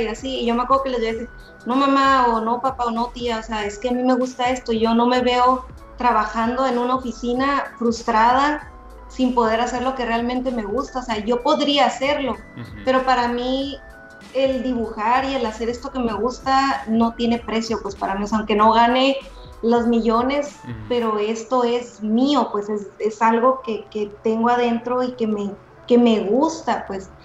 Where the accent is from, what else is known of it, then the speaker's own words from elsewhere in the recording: Ensenada, Baja California, Mexico; Soy de Ensenada, California y me, y me tocó estudiar aquí